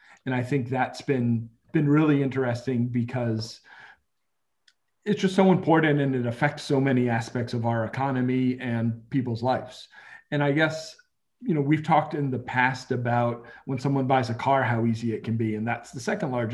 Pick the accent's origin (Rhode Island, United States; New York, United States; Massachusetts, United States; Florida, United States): Rhode Island, United States; I grew up in Rhode Island, smallest state in the country